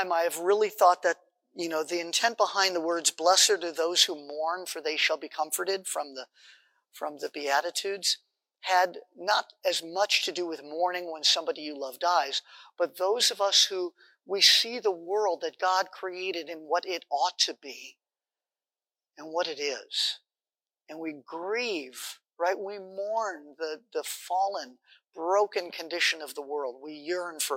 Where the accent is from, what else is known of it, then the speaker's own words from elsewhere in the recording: Los Angeles, California, United States; the synagogue where I grew up in Los Angeles